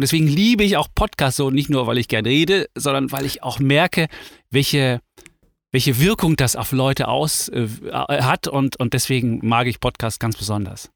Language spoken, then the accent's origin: German; Leipzig, Saxony, Germany; moved away; ich bin in der DDR groß geworden, in Leipzig.